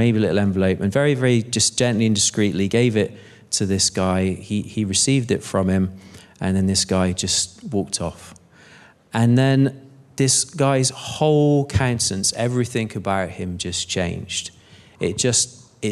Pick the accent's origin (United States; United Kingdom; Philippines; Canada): United Kingdom; Bristol, South West England; moved away; I'm from Bristol originally